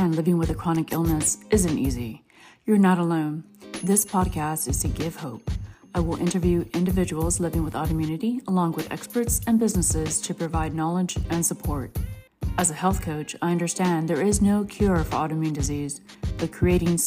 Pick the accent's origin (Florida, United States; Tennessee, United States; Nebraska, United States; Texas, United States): Texas, United States; San Antonio; It's my hometown